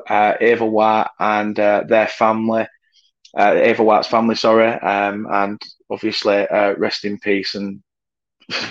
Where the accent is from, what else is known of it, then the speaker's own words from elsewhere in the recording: Burnley, North West England, United Kingdom; I'm from Burnley and I hate going to Burnley. And I only live 10 minutes away from ground